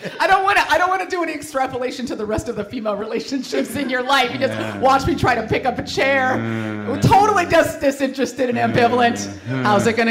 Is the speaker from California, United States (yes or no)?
yes; San Francisco, California, United States; I grew up in San Francisco. It was a very experimental culture there.